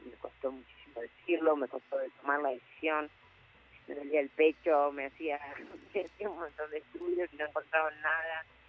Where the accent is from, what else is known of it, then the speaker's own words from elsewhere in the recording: Buenos Aires, Argentina; moved away as an adult; now in Salta, Argentina; yo soy re nací en Buenos Aires